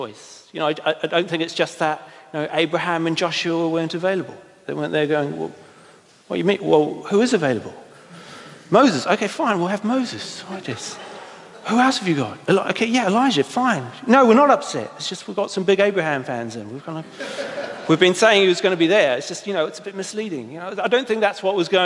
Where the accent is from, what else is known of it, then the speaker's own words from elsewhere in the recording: New Zealand; I'm from New Zealand